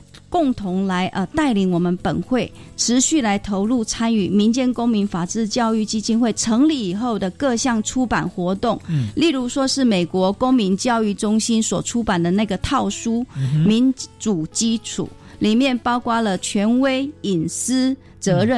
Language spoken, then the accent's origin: Chinese; Taiwan; 其实我们台湾人是非常有爱心的